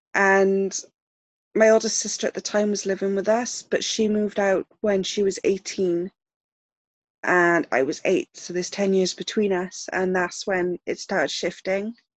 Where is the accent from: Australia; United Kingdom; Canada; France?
United Kingdom; South Wales; I live in South Wales in the UK. And I that's where I grew up. I've been born and bred in my little town.